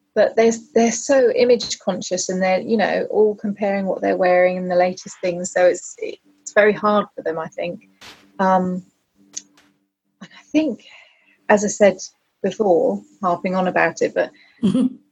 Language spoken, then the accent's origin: English; United Kingdom; we're very British